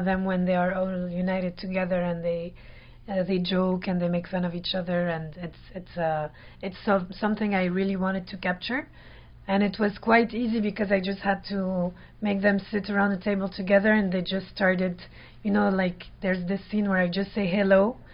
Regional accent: France; I was born in France.

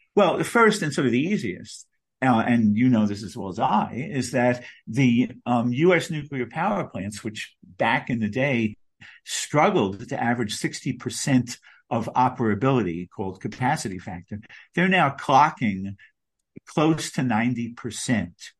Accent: Long Beach, New York, United States; now in New York City, United States; my hometown of Long Beach, Long Island, where I grew up.

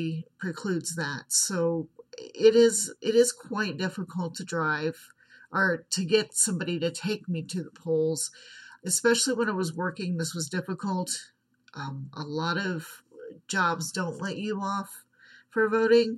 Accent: United States; I am from the United States

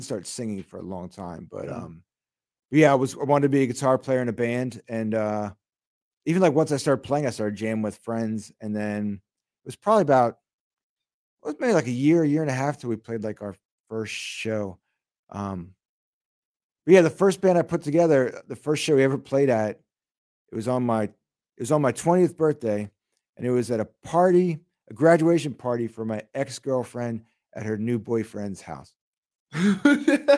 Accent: Newark, Delaware, United States; also born or lived in Long Island, New York; I moved down to Delaware, and then I grew up down there

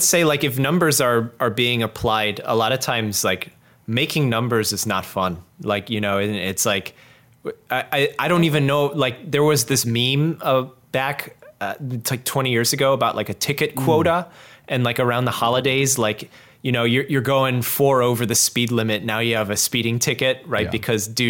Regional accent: Chicago, Illinois, United States; I used to volunteer locally in my hometown with police officers

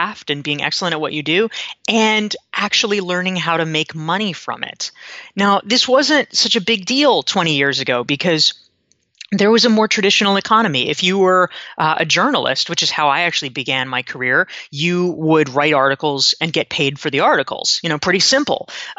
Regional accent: North Carolina, United States; You know, I grew up in North Carolina, and so you do have to choose your sides.

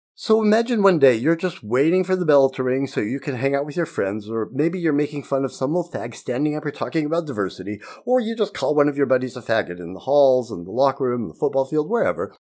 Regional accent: Utah, United States; Growing up in Utah in the nineteen sixties and seventies

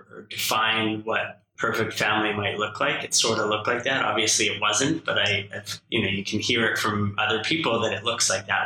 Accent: Saskatoon, Saskatchewan, Canada; I think mostly my very close friends who I grew up with definitely pulled me out of my shell growing up in Saskatoon.

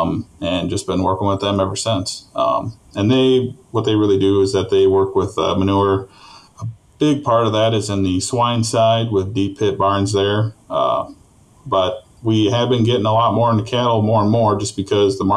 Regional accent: Rushmore, Minnesota, United States; I was born and raised in Rushmore, Minnesota

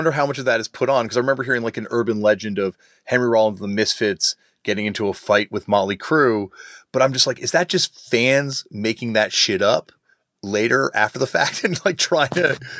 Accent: Toronto, Ontario, Canada; myself growing up in Toronto

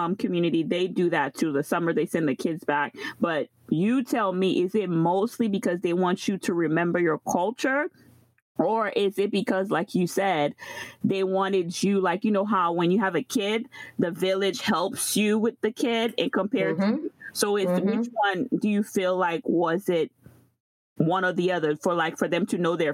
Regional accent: Guadeloupe; now in Florida, United States; I was actually born in Guadeloupe and spent several years, raised there

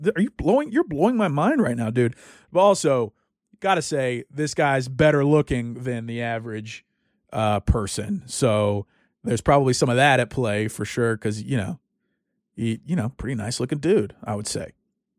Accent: the South, United States; now in Dallas, United States; I also grew up in church. I've been a Christian my entire life. I grew up in the South, and so it's almost a given.

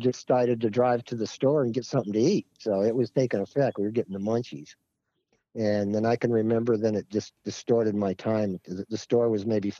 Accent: Arcadia, California, United States; also born or lived in Los Angeles, California / Rossmoor, Orange County, California; Raised up in the San Gabriel Valley, Arcadia, near the Santa Anita racetrack. And then in my teens, moved down to Orange County and lived in a place called Rossmore.

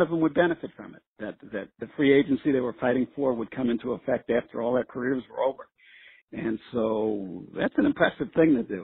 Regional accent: New York City, New York, United States; where I grew up in New York City

